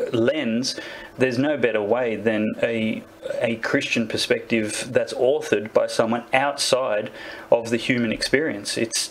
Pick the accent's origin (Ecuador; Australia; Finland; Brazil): Australia; especially as someone who at least partly identifies as Aboriginal Australian.